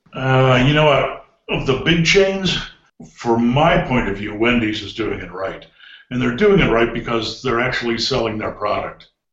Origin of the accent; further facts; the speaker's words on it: Cleveland, Ohio, United States; I grew up in Cleveland